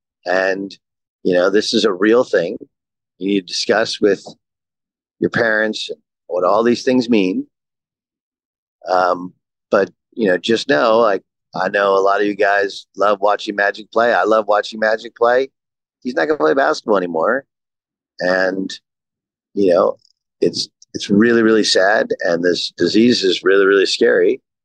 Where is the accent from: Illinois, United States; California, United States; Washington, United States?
California, United States; I grew up in Southern California. My family moved there in 1981.